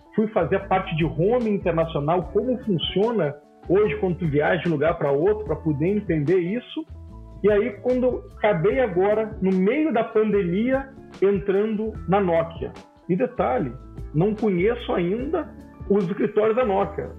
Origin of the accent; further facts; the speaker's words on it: Porto Alegre, Rio Grande do Sul, Brazil; eu sou de Porto Alegre, lá na CRT que é a Companhia Rio Grandense de Telecomunicações